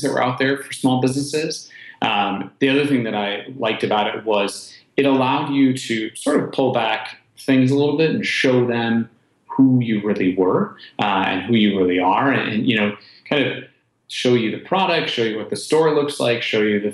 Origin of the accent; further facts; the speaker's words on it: Wisconsin, United States; I am born and raised in Wisconsin